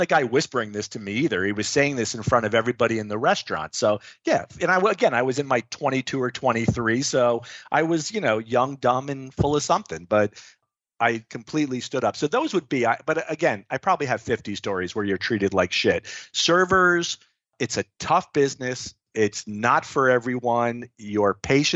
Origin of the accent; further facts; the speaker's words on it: Florida, United States; I was born and raised in Florida